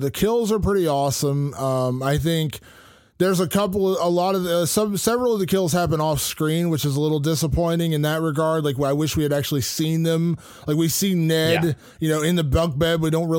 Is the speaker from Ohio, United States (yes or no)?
yes; Ohio, United States; I was from Ohio.